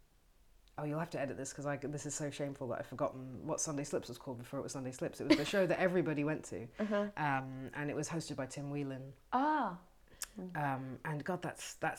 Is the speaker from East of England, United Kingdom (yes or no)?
yes; Bushey Heath, East of England, United Kingdom; moved away as an adult; also born or lived in London; now in Berlin, Germany; I'm from England. I'm from a little village called Bushey Heath, which is just outside of London, just outside of northwest London in England.